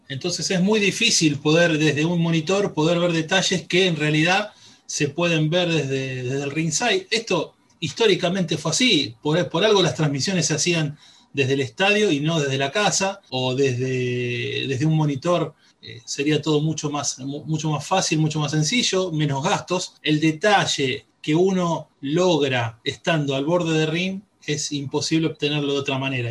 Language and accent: Spanish; Argentina; como argentino